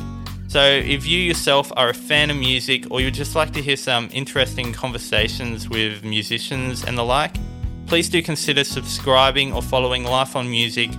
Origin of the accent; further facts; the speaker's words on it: Australia; I'm a musician from Australia